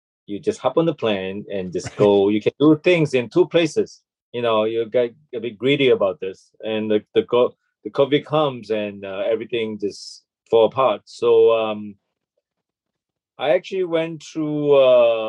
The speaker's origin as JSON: {"language": "English", "country": "Malaysia", "tie": "born or raised there", "also_born_or_lived": "Toronto, Canada / Los Angeles, United States / New York, United States / Bangkok, Thailand", "moved": "as an adult", "lives_now": "Taipei, Taiwan", "said": "And I was born in Malaysia, and I left Malaysia when I was 18."}